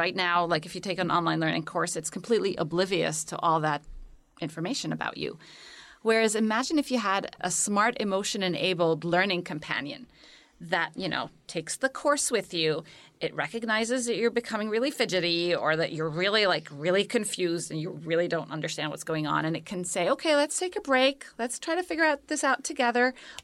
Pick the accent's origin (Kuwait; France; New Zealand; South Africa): Kuwait; moved away as an adult; also born or lived in Cairo, Egypt / United Arab Emirates / Cambridge; now in United States; I was born in Cairo. I'm Egyptian originally. And then I lived most of my childhood in the Gulf. So first in Kuwait, and then my parents, after the first Gulf War, moved to the United Arab Emirates